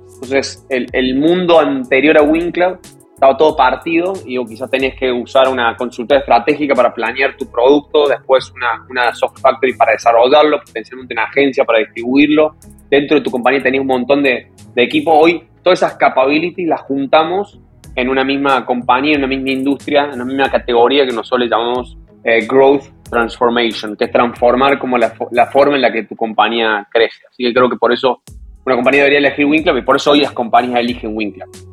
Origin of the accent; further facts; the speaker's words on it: Córdoba, Argentina; moved away as an adult; now in New York, United States; soy de Córdoba